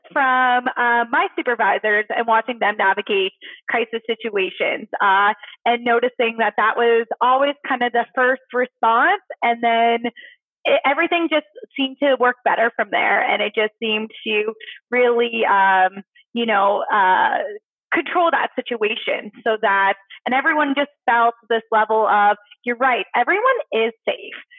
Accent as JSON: {"language": "English", "region": "Nova Scotia", "country": "Canada", "moved": "yes", "said": "originally, I am from Nova Scotia"}